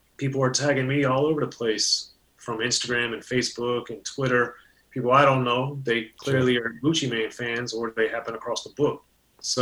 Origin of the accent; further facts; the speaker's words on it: Maryland, United States; growing up in Maryland in a very racially, culturally, and economically diverse area.